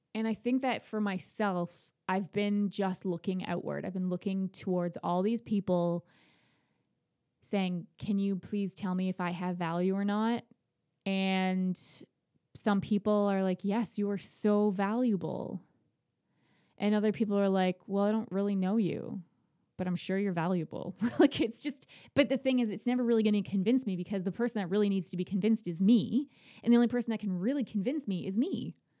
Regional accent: Ontario, Canada; moved away as an adult; now in Nova Scotia, Canada; I'm not from Nova Scotia. I'm from Ontario

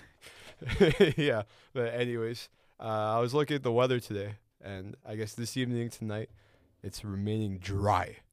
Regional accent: Chicago, Illinois, United States; moved away; I used to live in that type of weather. I'm from Chicago

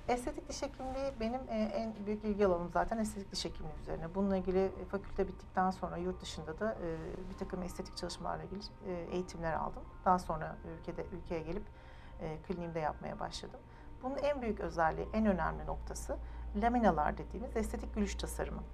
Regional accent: Ankara, Turkey; moved away as an adult; now in Istanbul, Turkey; Ankara doğumluyum, Ankara mezunuyum. Yani bütün doğumu büyüme Ankara'da geçirdim hayatımı.

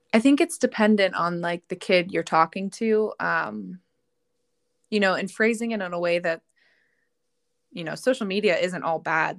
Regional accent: Pittsburgh, Pennsylvania, United States; I am born and raised in Pittsburgh

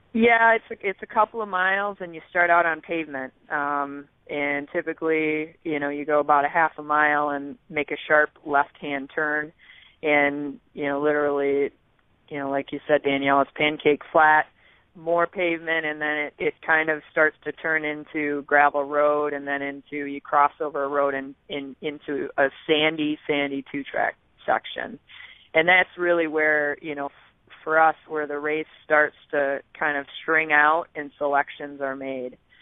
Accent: West Michigan, United States; I grew up in West Michigan

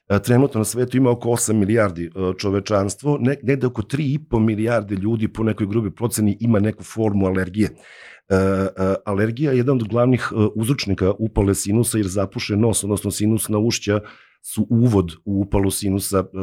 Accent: Serbia

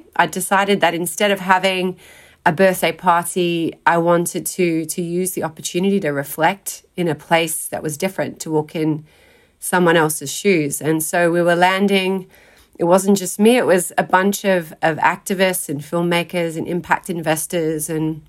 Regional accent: South Australia, Australia; I grew up in South Australia, started out in a country town.

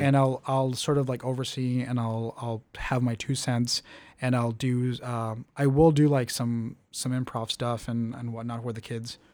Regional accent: Calexico, California, United States; moved away; I come from Calexico

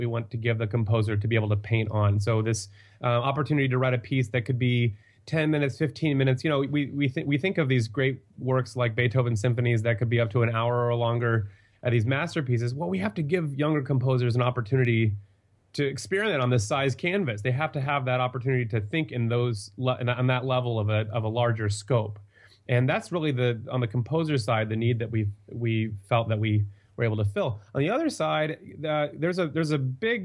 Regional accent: Dallas, Texas, United States; I'm originally from Dallas

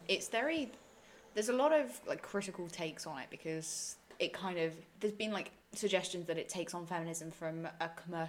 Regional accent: Essex, East of England, United Kingdom; I'm from Essex.

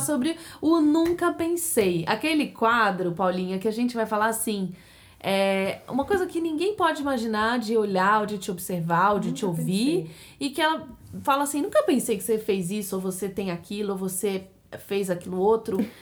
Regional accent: Brazil; now in United States; A gente é brasileira, a gente trouxe a nossa hábito cultural e, e culinário pra cá

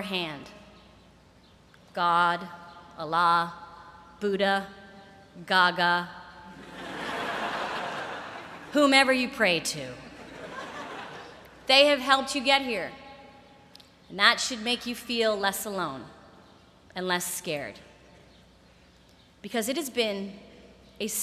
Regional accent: Boston, Massachusetts, United States; now in New York, United States; as a Bostonian

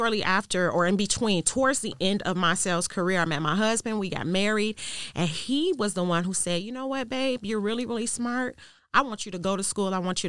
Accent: Chicago, Illinois, United States; I grew up in Chicago. Thank you for asking. I actually grew up on the south side of Chicago, 3 blocks west of Inglewood.

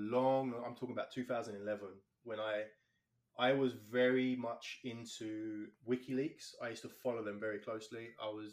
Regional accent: London, United Kingdom; now in Canada; I'm from London, England, born and raised there. All my family live there still.

